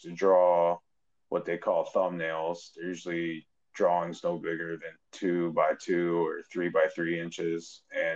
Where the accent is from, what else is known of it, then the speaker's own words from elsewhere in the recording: Munster, Indiana, United States; moved away; also born or lived in Chicago; I was born outside Chicago in a town called Munster, Indiana